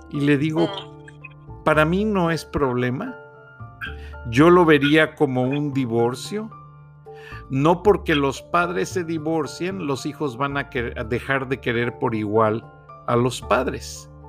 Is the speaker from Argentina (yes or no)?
no; Guanajuato, Mexico; also born or lived in Monterrey; now in Georgia, United States; soy hijo adoptado de Georgia y este muy agradecido, pero nunca voy a dejar de pensar en mi patria, Guanajuato, en mi México y en Monterrey, porque realmente en Monterrey me, me forjé